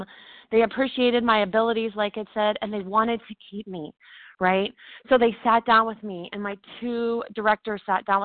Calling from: Dallas, Texas, United States; I'm calling from Dallas, Texas today.

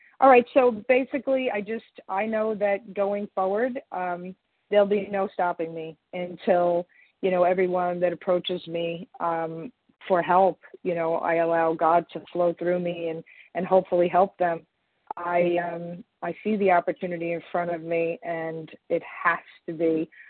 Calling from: Long Island, New York, United States; I'm sorry, I'm calling from Long Island, New York.

